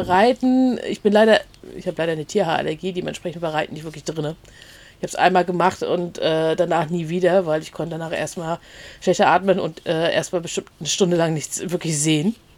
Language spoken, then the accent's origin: German; a village near Schwerin, Mecklenburg-Vorpommern, Germany; now in Rostock, Germany; aufgewachsen auf dem Dorf. Das hatten wir schon mal gesagt, in der Nähe von Schwerin.